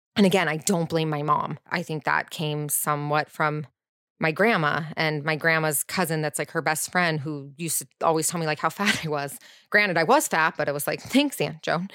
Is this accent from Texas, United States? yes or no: no; Orange County, California, United States; I grew up in Orange County too in a private school